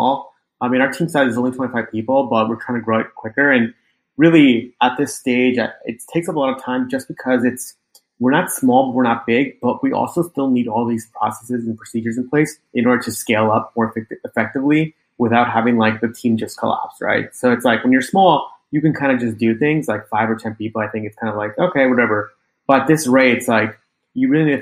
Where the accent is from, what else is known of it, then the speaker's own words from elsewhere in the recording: Long Island, New York, United States; also born or lived in Manhattan, New York City; I grew up in Long Island, and then I moved to New York City